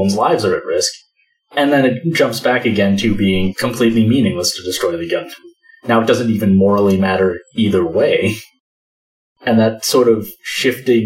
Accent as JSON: {"language": "English", "country": "United States", "tie": "born or raised there", "said": "a middle schooler growing up in the United States"}